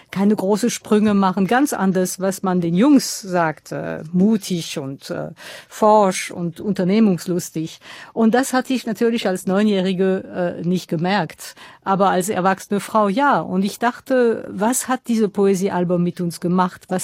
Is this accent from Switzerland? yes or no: no; Strasbourg, Grand Est, France; German is a second language; Also das war ein Viertel in Straßburg, wo ich herkomme, das sehr, sehr arm war.